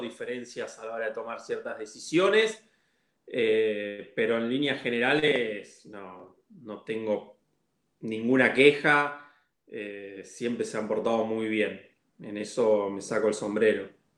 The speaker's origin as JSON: {"language": "Spanish", "town": "Pehuajó", "region": "Buenos Aires Province", "country": "Argentina", "tie": "born or raised there", "moved": "as an adult", "lives_now": "Buenos Aires, Argentina", "said": "yo jugué en, mi pueblo, que es Peguajó que es a cuatro horas de, Capital Federal. Es un pueblo chiquito y jugué ahí hasta los 18 años"}